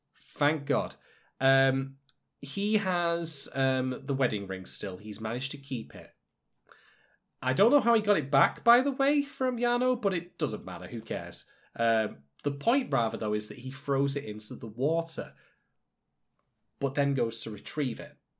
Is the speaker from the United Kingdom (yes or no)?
yes; United Kingdom; I'm British